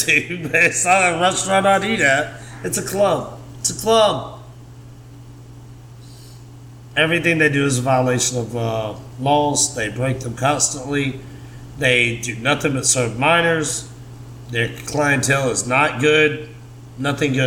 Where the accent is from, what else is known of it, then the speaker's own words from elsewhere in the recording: Meridian, Mississippi, United States; now in Tuscaloosa, United States; I grew up in Meridian, Mississippi.